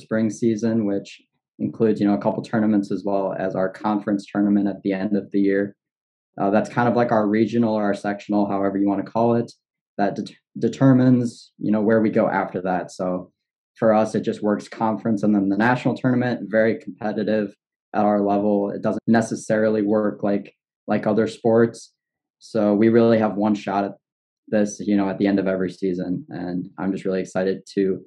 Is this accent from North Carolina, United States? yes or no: no; Pontiac, Illinois, United States; I grew up in Pontiac, Illinois